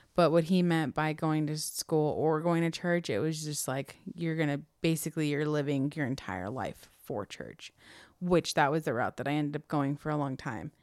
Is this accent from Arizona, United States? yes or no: no; Chino, California, United States; also born or lived in Corona, California; So we moved from Chino all the way to Corona